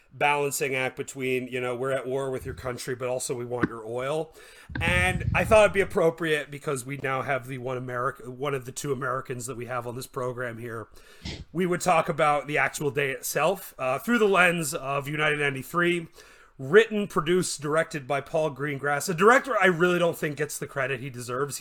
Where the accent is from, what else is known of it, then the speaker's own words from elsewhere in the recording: Canada; I'm from Canada